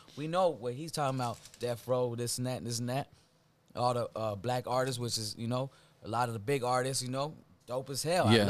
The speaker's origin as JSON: {"language": "English", "town": "San Pedro", "region": "California", "country": "United States", "tie": "born or raised there", "said": "We got together just growing up in San Pedro, you know, started from the projects, the Rancho San Pedro projects, right there in the port of Los Angeles, you know."}